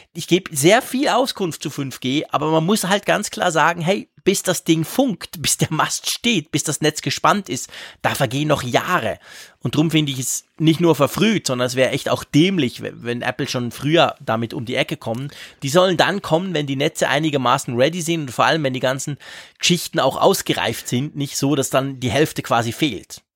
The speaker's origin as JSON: {"language": "German", "country": "Switzerland", "said": "bei uns in der Schweiz"}